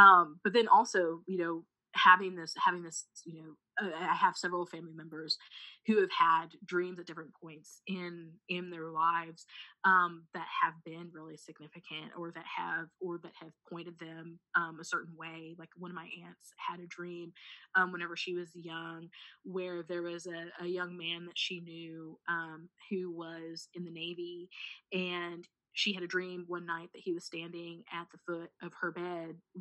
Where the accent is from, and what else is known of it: Missouri, United States